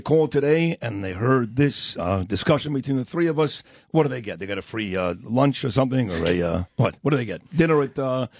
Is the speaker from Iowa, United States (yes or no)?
no; New York City, New York, United States; also born or lived in Tenafly, New Jersey / Florida; now in Queens, New York, United States; I'm originally from Brooklyn.